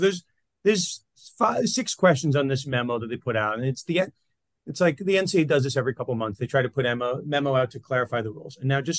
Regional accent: New York, United States; yours and my home state. New York

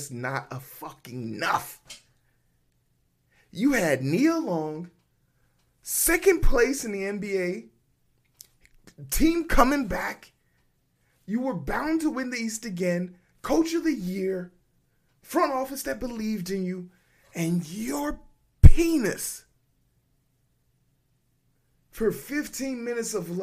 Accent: Nigeria; I'm Nigerian

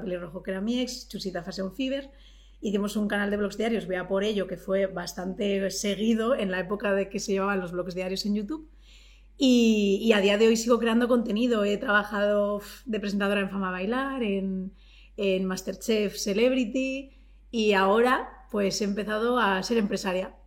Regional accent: Collado Villalba, Community of Madrid, Spain; mis padres se vinieron a Madrid jóvenes y yo nací en Madrid

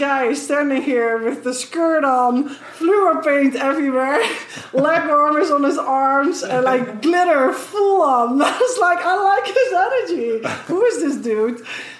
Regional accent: Netherlands; English is a second language; moved away; And I'm from Holland, the Netherlands.

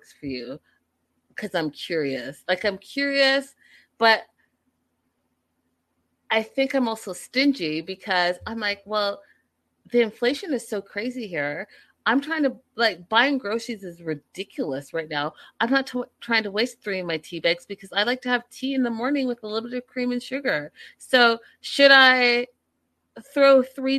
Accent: Vancouver, British Columbia, Canada; moved away; I'm from Vancouver. So I went back home to Vancouver

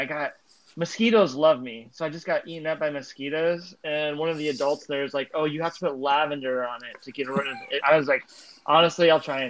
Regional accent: Arizona, United States; I grew up mowing lawns in Arizona

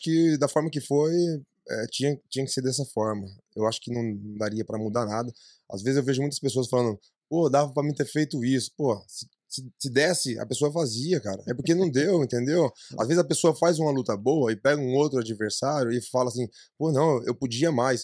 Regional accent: ABC, São Paulo, Brazil; moved away as an adult; now in United States; eu sou do ABC

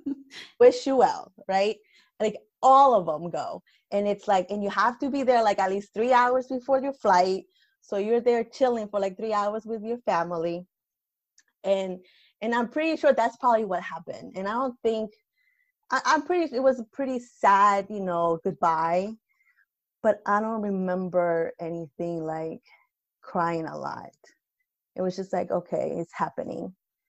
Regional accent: Lima, Peru; moved away; Because I'm coming from Lima. I don't know anything about the cold.

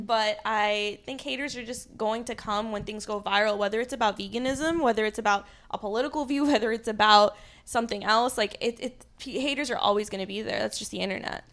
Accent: New Jersey, United States; I grew up in Jersey

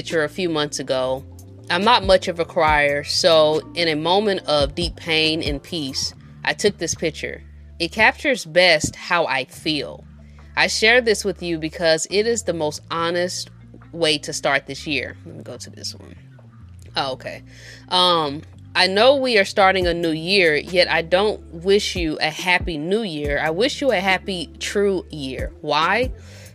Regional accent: St. Louis, Missouri, United States; we from the Show Me State, we're from St. Louis

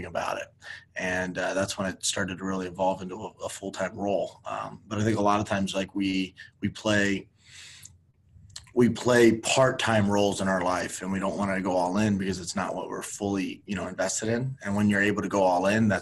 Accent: Miami, Florida, United States; moved away; I'm originally from Miami

